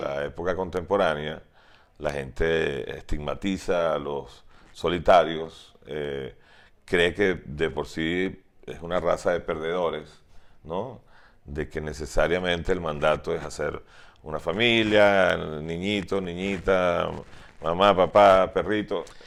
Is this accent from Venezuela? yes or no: yes; Venezuela; also born or lived in Tennessee, United States; los pocos venezolanos que estábamos